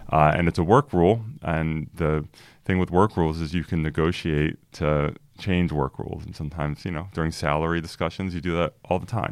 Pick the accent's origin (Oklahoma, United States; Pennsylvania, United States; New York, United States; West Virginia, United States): Pennsylvania, United States; Philadelphia; now in Sacramento, United States; I grew up in the Philadelphia area